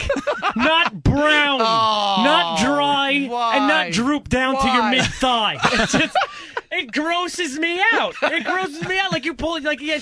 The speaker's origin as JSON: {"language": "English", "town": "New York City", "region": "New York", "country": "United States", "said": "I'm from Staten Island"}